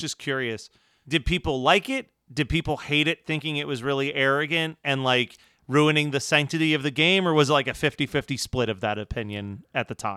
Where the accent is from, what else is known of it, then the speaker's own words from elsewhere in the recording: Philadelphia, Pennsylvania, United States; growing up in Philly